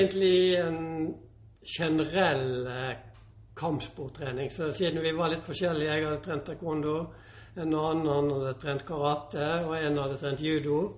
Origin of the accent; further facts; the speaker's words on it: Northern Norway, Norway; also born or lived in Bø / Sogndal; now in Bergen, Norway; der jeg vokste opp i uh, eh, nord